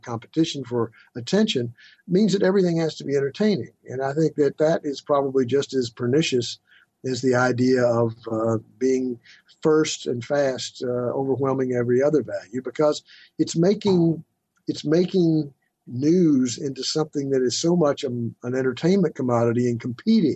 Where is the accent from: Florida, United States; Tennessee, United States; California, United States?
Tennessee, United States; moved away; I'm from a little town in Tennessee